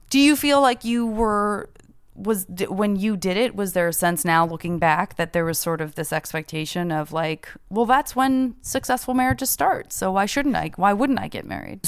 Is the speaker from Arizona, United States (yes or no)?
yes; Arizona, United States; I'm from Arizona.